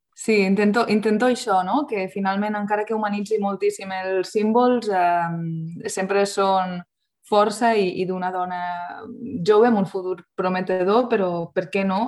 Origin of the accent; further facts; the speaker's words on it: Lleida, Catalonia, Spain; soc lleidatana de pura cepa